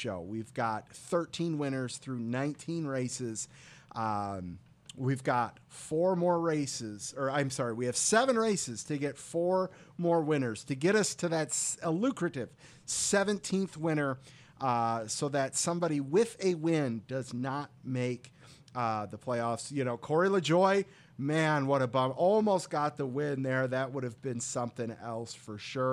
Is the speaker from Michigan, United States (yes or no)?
yes; Detroit, Michigan, United States; we're both from Michigan. We're both Metro Detroit natives